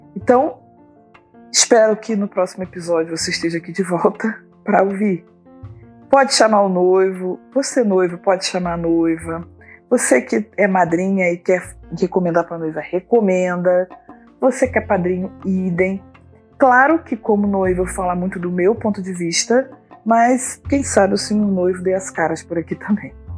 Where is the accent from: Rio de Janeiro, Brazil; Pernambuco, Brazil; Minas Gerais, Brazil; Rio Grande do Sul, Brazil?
Rio de Janeiro, Brazil; Duque de Caxias; also born or lived in Niterói, Brazil; eu sou do Rio de Janeiro, nasci em Duque de Caxias, atualmente moro na cidade de Niterói.